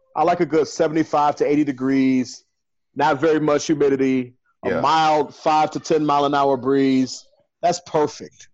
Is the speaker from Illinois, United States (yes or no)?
yes; Chicago, Illinois, United States; I'm from Chicago. It's like 19 degrees in Chicago right now